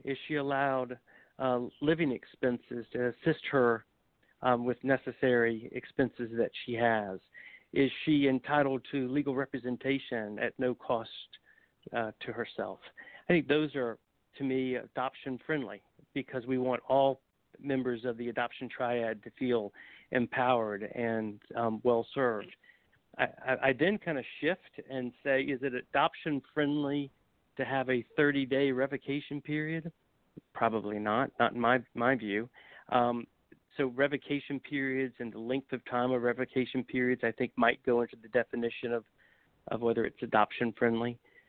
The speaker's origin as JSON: {"language": "English", "region": "South Carolina", "country": "United States", "tie": "born or raised there", "said": "my home state of South Carolina"}